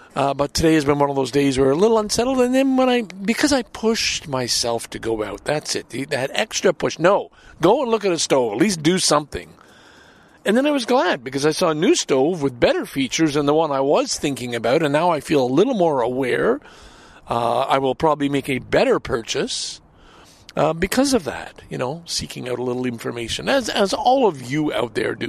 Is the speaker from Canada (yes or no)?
yes; Canada; as a Canadian